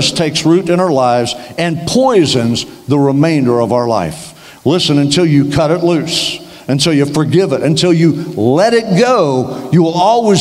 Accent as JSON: {"language": "English", "region": "Western Oklahoma", "country": "United States", "tie": "born or raised there", "also_born_or_lived": "Denver, Colorado", "moved": "yes", "lives_now": "Tallahassee, United States", "said": "I grew up in Western Oklahoma, so far out in the sticks, they had to pipe in the daylight"}